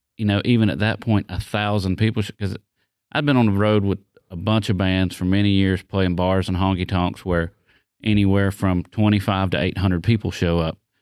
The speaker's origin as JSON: {"language": "English", "region": "the South", "country": "United States", "said": "I'm from the South"}